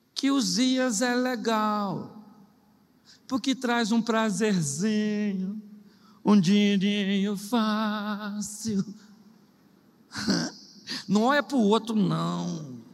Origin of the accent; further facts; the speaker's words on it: Rio de Janeiro, Brazil; eu sou carioca